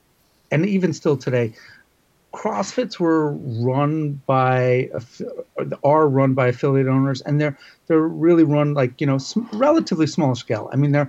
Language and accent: English; Queens, New York, United States; also born or lived in Brooklyn; No, I know. And I grew up in Queens.